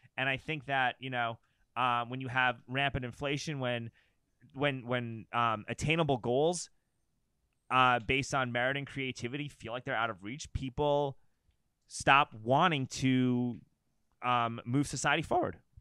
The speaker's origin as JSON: {"language": "English", "town": "New York City", "region": "New York", "country": "United States", "tie": "born or raised there", "moved": "as an adult", "said": "I grew up in New York City"}